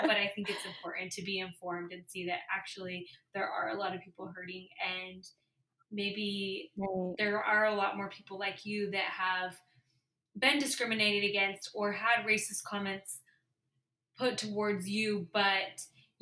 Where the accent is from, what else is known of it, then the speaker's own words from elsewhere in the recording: Utah, United States; I grew up in Utah